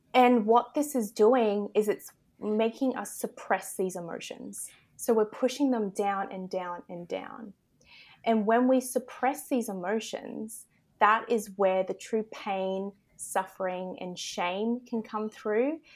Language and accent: English; Australia; accent: Australian; I am in Australia, if you can't tell by my accent